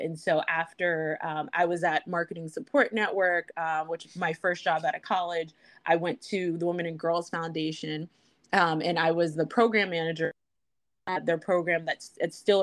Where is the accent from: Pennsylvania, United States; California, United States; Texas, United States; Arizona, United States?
Pennsylvania, United States; Western; born and raised in Western Pennsylvania